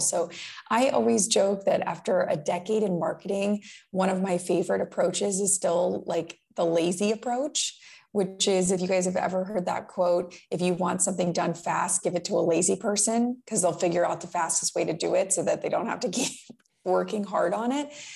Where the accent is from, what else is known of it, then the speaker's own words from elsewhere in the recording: West Palm Beach, Florida, United States; I grew up in West Palm Beach, Florida